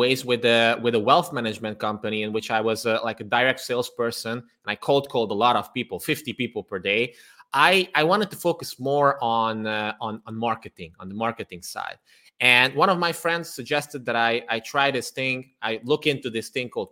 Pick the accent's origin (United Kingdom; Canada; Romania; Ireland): Romania; Transylvania; now in Budapest, Hungary; I was born and raised in Transylvania, which is part of Romania nowadays. But I am Hungarian, and nowadays I live in Budapest, Hungary.